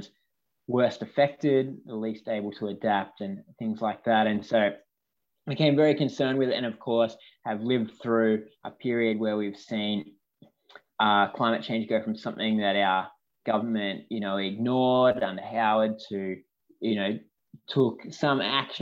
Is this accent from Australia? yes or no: yes; Mudgee, New South Wales, Australia; I grew up in Mudgee in Central West New South Wales